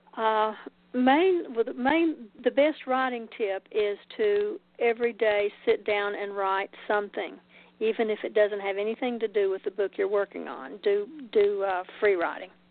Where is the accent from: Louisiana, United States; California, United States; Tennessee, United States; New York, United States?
Tennessee, United States; Oak Ridge; moved away; also born or lived in Macon; We recently moved back to Oak Ridge, which is my Oak Ridge, Tennessee, which is my hometown